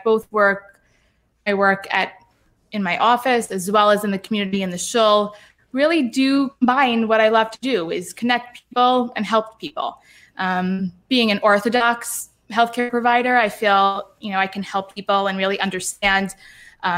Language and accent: English; New York City, New York, United States; moved away as an adult; also born or lived in Lawrence, New York; now in Boca Raton, United States; I grew up in Brooklyn